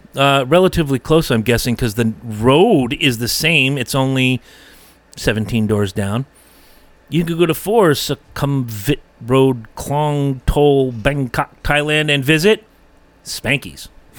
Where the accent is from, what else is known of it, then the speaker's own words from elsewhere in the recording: Canada; Yeah, here's my rainbow money. I'm from Canada.